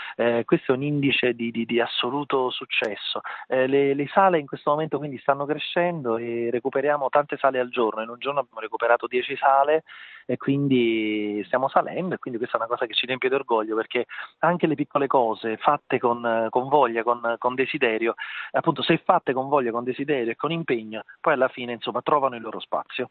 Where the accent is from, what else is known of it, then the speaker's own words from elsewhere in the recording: Naples, Campania, Italy; il nome della mia città, ovviamente è un omaggio alla mia terra, alla mia città